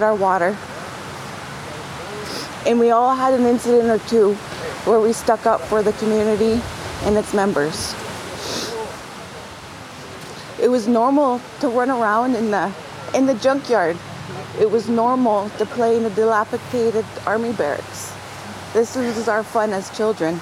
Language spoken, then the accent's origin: English; Stony Point, Ontario, Canada; now in Sarnia, Canada; I'm from Stony Point, and right now I'm in Sarnia, Ontario, in my apartment building.